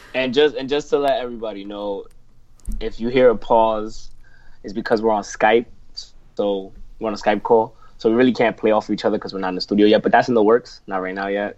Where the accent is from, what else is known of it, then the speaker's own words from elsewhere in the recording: New York City, New York, United States; I'm from New York City